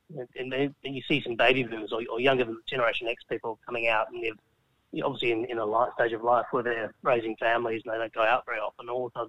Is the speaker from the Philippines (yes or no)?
no; South Australia, Australia; we're from South Australia